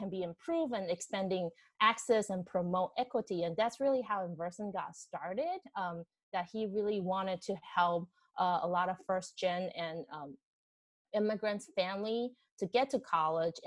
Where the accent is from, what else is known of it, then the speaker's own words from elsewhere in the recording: Taiwan; English is a second language; moved away as an adult; now in Boston, United States; I moved from Taiwan. I came to Boston for grad school